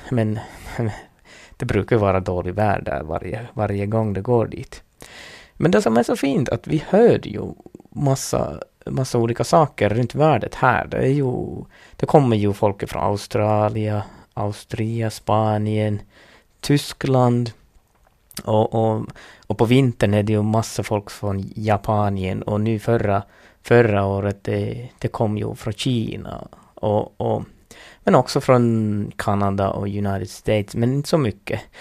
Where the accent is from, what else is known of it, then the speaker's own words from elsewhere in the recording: Lapland, Finland; first language Northern Sami; Swedish is a second language; så brukar vi tänka här i Finland